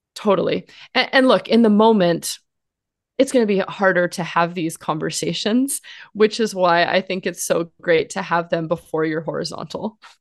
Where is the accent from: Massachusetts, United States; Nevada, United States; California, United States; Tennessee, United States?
California, United States; Los Angeles; I grew up in Los Angeles, um, one of the one of the rare ones who was from here and came back here